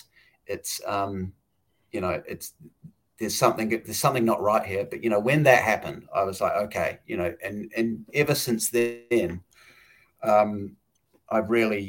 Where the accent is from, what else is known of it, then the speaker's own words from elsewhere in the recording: New Zealand; Jacinda Ardern from my home country, New Zealand.